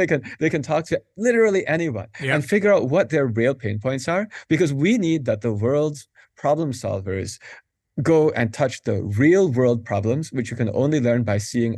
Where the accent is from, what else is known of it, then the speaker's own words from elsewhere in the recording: Madison, Wisconsin, United States; now in Pittsburgh, United States; Madison, Wisconsin.